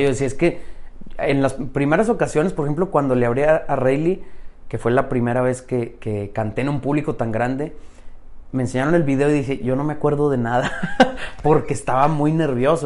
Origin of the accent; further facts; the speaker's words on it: Saltillo, Coahuila, Mexico; Soy de Saltillo. Allá nací y allá me, quedé, allá estoy ahorita.